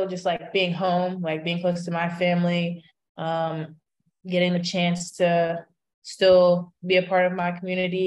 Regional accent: Kentucky, United States; it's great to play for my home state

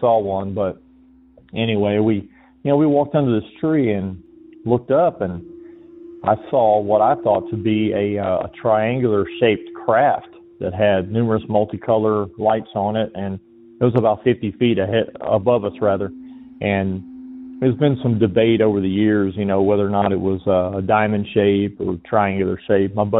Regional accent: Georgia, United States; moved away; also born or lived in Okinawa, Japan; I'm originally from Georgia

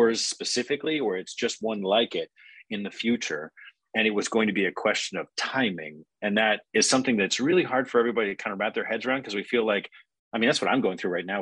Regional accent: Alaska, United States; I grew up in Alaska, kind of log cabin in the woods, middle of nowhere sort of situation

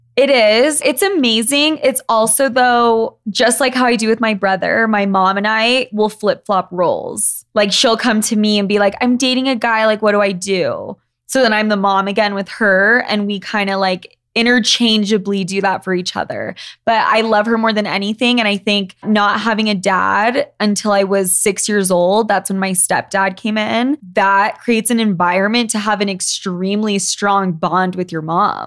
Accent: Utah, United States; I grew up in Utah, where we are right now.

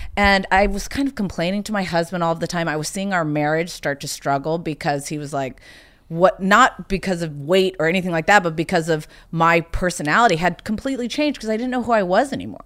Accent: South Carolina, United States; moved away; also born or lived in Bloomington, Indiana; even though I was born in Indiana, I grew up in South Carolina

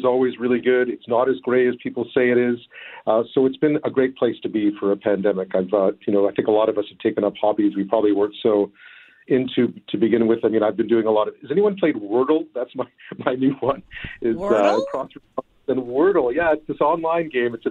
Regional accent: Montreal, Quebec, Canada; also born or lived in Toronto / Ottawa / Beijing / London, United Kingdom; now in Victoria, Canada; I am, yeah. I'm from Montreal originally.

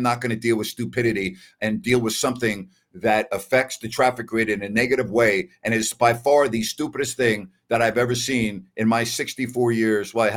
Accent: Long Island, New York, United States; now in Sacramento, United States; I grew up in New York. Okay. And even though I grew up on Long Island

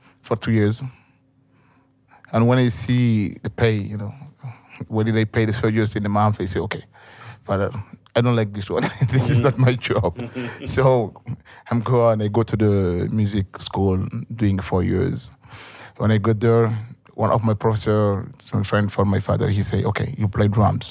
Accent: northern Mali, Mali; English is a second language; Where I'm born, where I'm from, it's desert

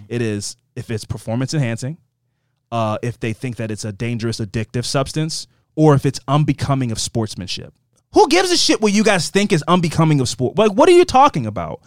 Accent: Baltimore, Maryland, United States; growing up in Baltimore

